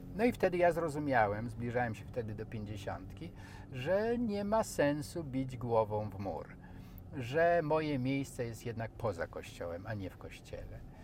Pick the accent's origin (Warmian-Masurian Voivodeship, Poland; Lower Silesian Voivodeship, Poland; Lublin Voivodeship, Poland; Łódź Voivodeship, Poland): Lublin Voivodeship, Poland; eastern Poland; accent: sing-song eastern speech; moved away; ja jestem ze wschodu, jak to mi żona mówi, że ty jak y, przekraczamy granicę województwa lubelskiego, to już zaczynasz śpiewnie mówić.